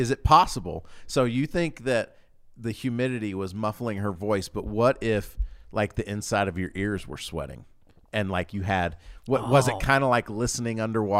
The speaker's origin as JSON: {"language": "English", "region": "Louisiana", "country": "United States", "tie": "born or raised there", "also_born_or_lived": "Georgia", "said": "I grew up in Louisiana and Georgia, so like I know what's up."}